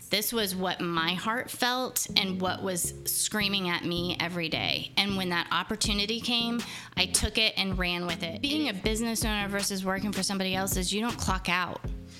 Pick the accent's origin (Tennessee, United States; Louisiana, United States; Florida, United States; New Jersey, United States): Florida, United States; also born or lived in Beaver; And then we grew up in Florida. We started in Jacksonville and went all the way down to the southern tip of Key West.